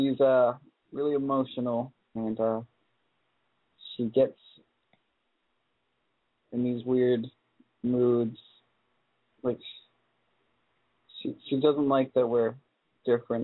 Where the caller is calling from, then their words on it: California, United States; I'm 18, calling from California